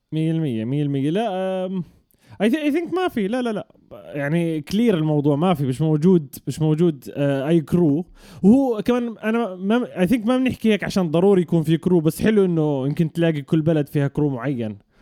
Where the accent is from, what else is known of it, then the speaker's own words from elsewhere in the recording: Jordan; المنطقه انا حتى اللي تربيت فيها مع اني انا اردني اردني فلسطيني